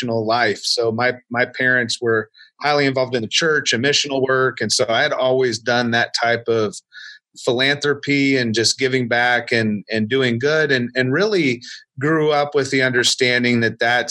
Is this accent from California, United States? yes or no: no; Marion, Indiana, United States; a church in my hometown where I was born, in a small town of Marion, Indiana.